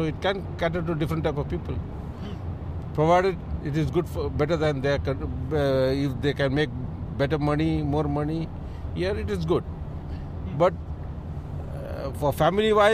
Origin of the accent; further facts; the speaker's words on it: Mumbai, Maharashtra, India; moved away as an adult; also born or lived in Kerala, India; now in Dubai, United Arab Emirates; And I'm from Kerala, it's my birthplace. I was brought up in Bombay.